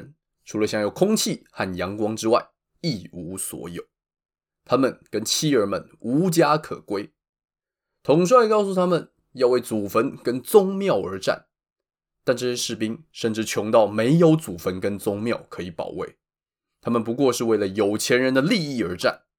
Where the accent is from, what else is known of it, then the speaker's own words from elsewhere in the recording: Taiwan; 身为台湾人，一定知道最容易出事情就是投票日当天。